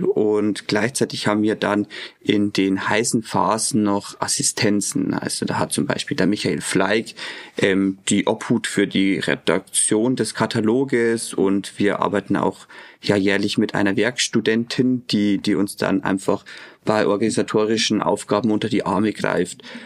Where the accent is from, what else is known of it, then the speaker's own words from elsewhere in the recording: Eichstätt, Bavaria, Germany; moved away as an adult; now in Regensburg, Germany; Ich komme gebürtig aus Eichstätt, bin aber dann auch fürs Studium nach Regensburg gekommen